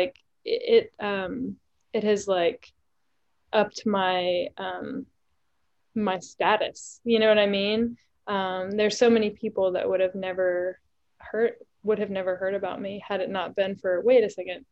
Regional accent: East Tennessee, United States; I grew up in East Tennessee.

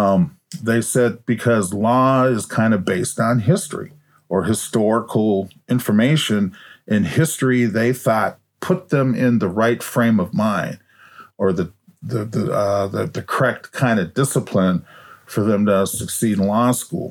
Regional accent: Minneapolis, Minnesota, United States; I was in junior high school over in North Minneapolis

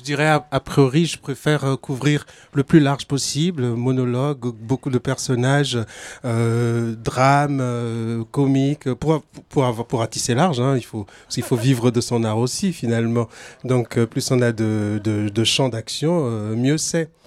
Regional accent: Togo; now in France; je suis originaire du Togo. Ça fait une euh, vingtaine d'années que j'habite en France

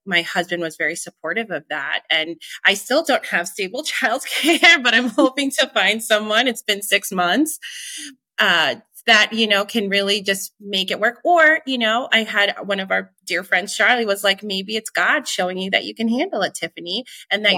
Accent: Long Island, New York, United States; moved away; growing up in Long Island

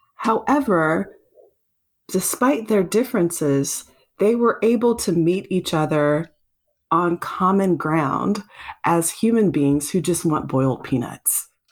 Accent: South Carolina, United States; Growing up in South Carolina

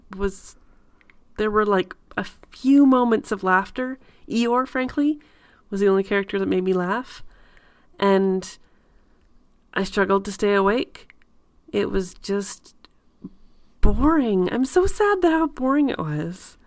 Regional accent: Canada; I'm very Canadian.

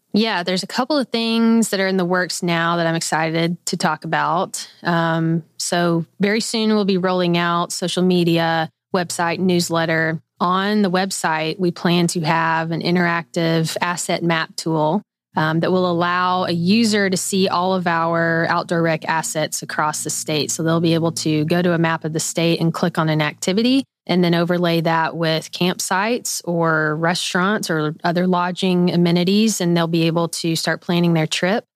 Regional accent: Little Rock, Arkansas, United States; I am a native Arkansan, born and raised in Little Rock, Arkansas

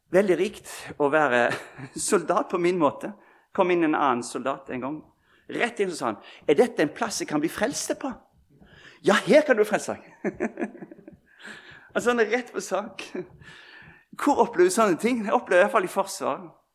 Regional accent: Bømlo, Vestland, Norway; moved away; vi sa hjemme på Bømlo

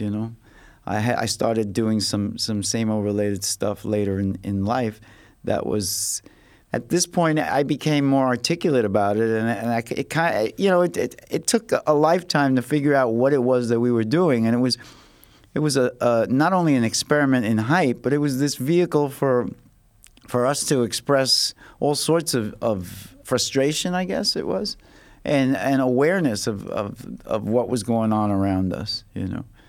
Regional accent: New York City, New York, United States; I came from the Lower East Side, and it was a little more ghetto there

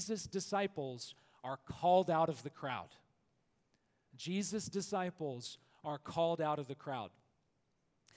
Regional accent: Alabama, United States; I am from Alabama, where football is the air we breathe.

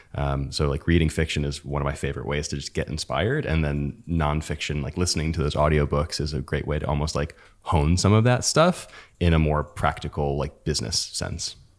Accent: United States; we're American

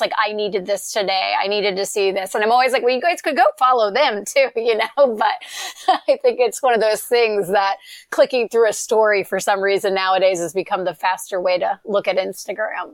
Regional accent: Eastern North Carolina, United States; moved away as an adult; now in California, United States; I grew up in Eastern North Carolina, you know, in a, in literally a no stoplight town

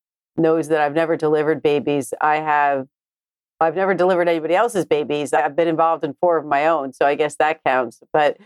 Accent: New Jersey, United States; I was born and raised in New Jersey

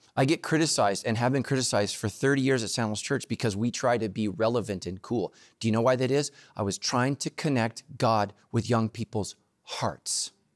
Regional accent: Northern California, United States; I grew up in Northern California, Giants territory

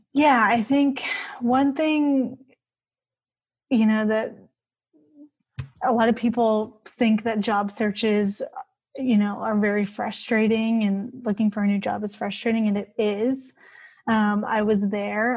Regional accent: Bay Area, California, United States; I grew up here in the Bay Area

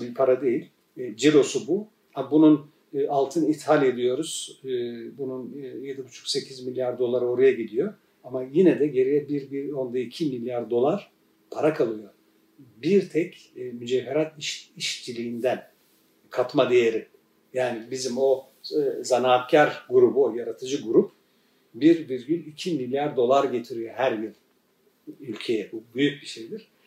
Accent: Turkey; biz Kafkas maceriyiz. 1923'te gelmişiz. Benim ben buradaki e, burada doğan ikinci nesilim ben.

